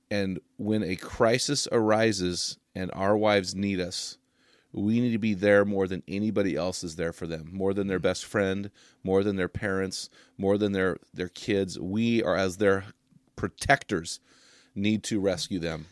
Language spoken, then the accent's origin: English; United States; I'm an American